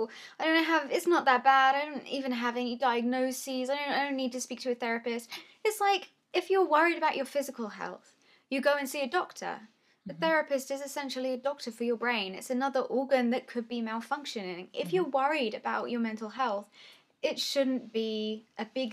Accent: England, United Kingdom; we're English from Britain

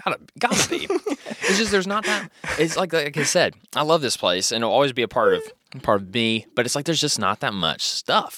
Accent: Louisville, Kentucky, United States; I grew up around Iroquois Park. Iroquois Park was kind of my stomping grounds area

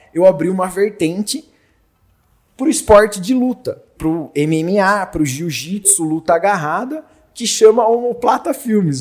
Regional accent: Jundiaí, São Paulo, Brazil; Sou de classe média baixa, nascido e criado lá em Jundiaí

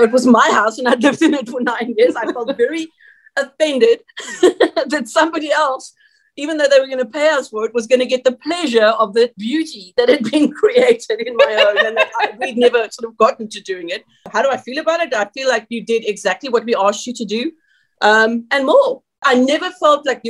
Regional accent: South Africa; moved away; also born or lived in San Jose, California; I'm South African

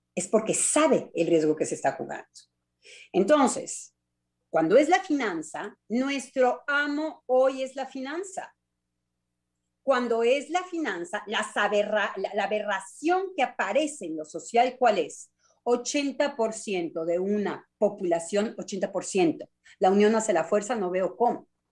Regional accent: Mexico; now in France; como buena mexicana

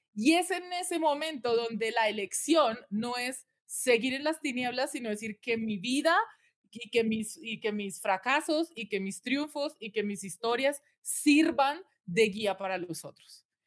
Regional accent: Colombia; now in United States; Yo soy nacida, criada en Colombia

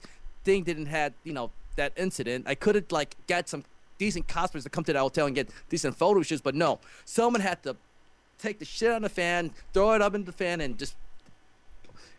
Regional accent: Chicago, Illinois, United States; I'm from Chicago

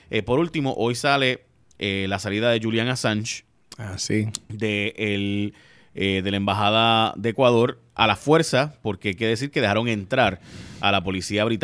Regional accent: Puerto Rico; Puerto Rico no es un estado, sino que somos un territorio

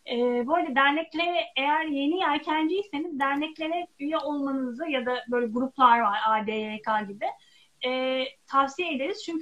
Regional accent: Black Sea Region, Turkey; ben Karadenizli olarak bir de memleketimi denizden görmek fena fikir değil dedim.

